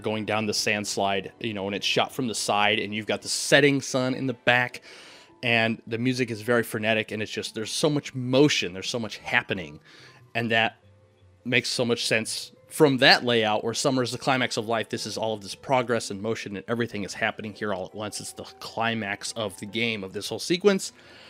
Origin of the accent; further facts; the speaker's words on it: Midwest, United States; growing up in the Midwest